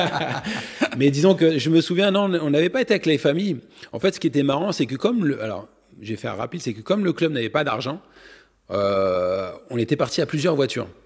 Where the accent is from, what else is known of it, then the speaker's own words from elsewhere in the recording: France; je suis né en France, j'ai tout appris en France, je, parle, je parle le français